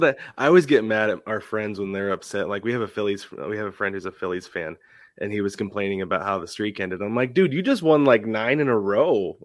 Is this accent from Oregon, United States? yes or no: yes; Portland, Oregon, United States; now in Arizona, United States